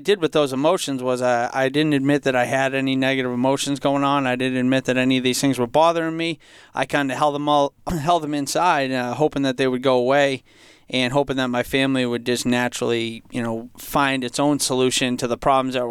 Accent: Franklin, United States; Yeah, growing up in Franklin, for most of my life, I felt like I came from a happy, healthy home.

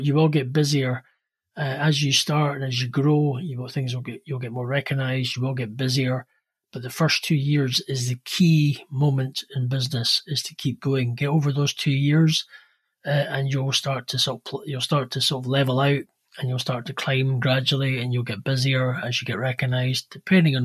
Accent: Edinburgh, Scotland, United Kingdom; from Edinburgh, Scotland.

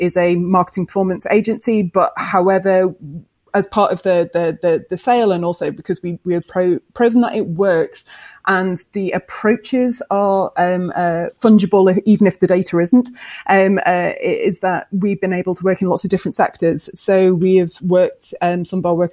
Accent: Scotland, United Kingdom; because we're Scottish

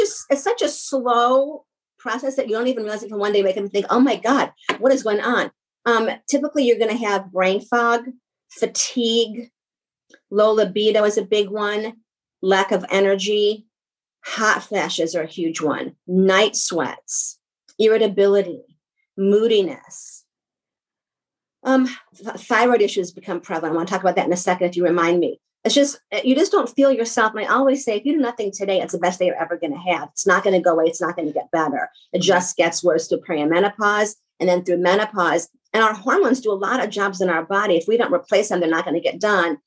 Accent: New York, United States; I do talk fast because I'm from New York

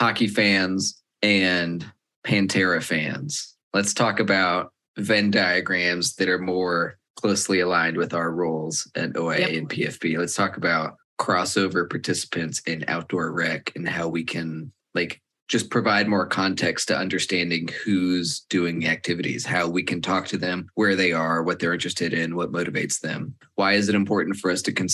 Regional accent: Dallas, Texas, United States; I'm from Dallas

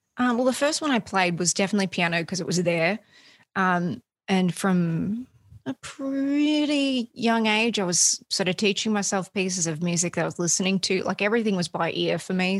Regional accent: Australia; moved away as an adult; now in United States; I grew up in Australia. I, have I've only been in the States for um, a good handful of years

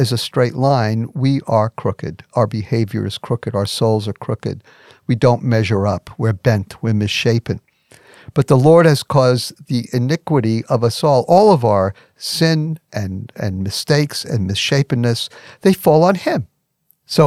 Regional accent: New York City, New York, United States; I'm from Brooklyn.

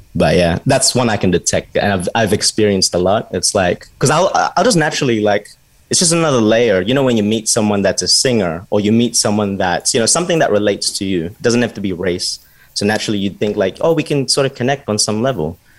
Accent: Australia; we were born in Australia

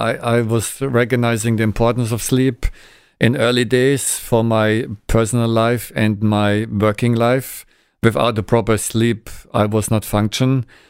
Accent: Germany; English is a second language; moved away as an adult; now in Pasadena, United States; my first visit to Los Angeles 25 years ago, I was a student from Germany, and now I'm here.

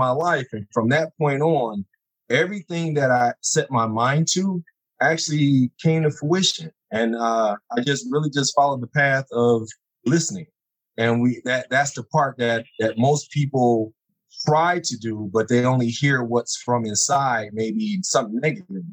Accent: Detroit, Michigan, United States; now in Phoenix, United States; I'm from the Detroit area

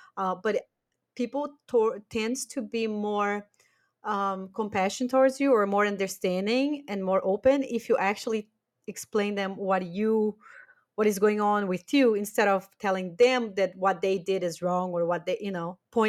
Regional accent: Brazil; English is a second language; now in Germany; I do think that after we moved from Brazil to Germany, we all grew a lot about boundaries.

